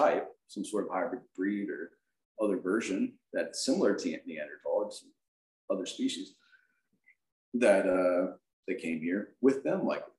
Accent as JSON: {"language": "English", "region": "South Carolina", "country": "United States", "said": "Lizard Man, you know, I'm from South Carolina. So Lizard Man was a big thing when I was a kid."}